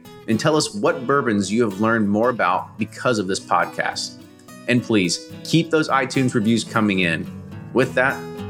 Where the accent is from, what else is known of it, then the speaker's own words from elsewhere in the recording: Bardstown, Kentucky, United States; We're down in my hometown, Bardstown, Kentucky.